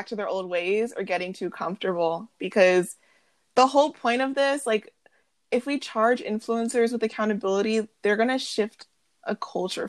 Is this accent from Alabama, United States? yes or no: no; suburban New York, United States; first language English; We are middle-class suburban New York girls